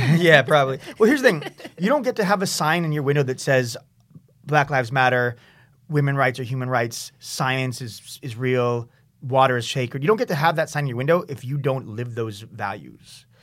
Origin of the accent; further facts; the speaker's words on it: San Diego, California, United States; now in San Francisco, United States; I grew up in San Diego